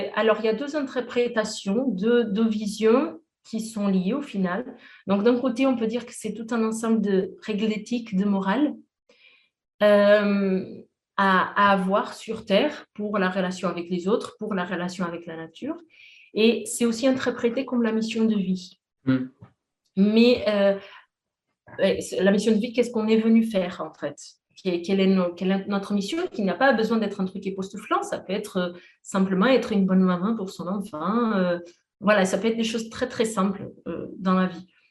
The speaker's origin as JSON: {"language": "French", "country": "Portugal", "moved": "yes", "said": "j'ai fait mes études au Portugal, je suis portugaise"}